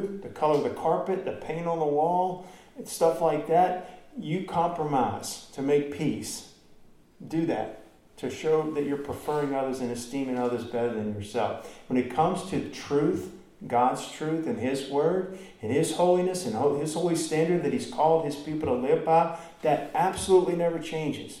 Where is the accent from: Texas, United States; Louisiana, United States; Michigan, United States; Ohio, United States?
Louisiana, United States; Baton Rouge; I'm from Baton Rouge